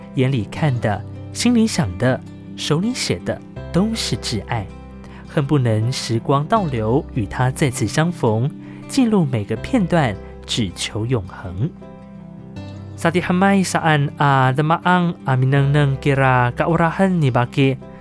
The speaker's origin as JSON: {"language": "Chinese", "town": "Ji'an", "region": "Hualien County", "country": "Taiwan", "accent": "Nanshi Amis", "said": "是是来自花莲吉安这边的阿美族。然后呢，呃，我的方言是属于南式阿美哦"}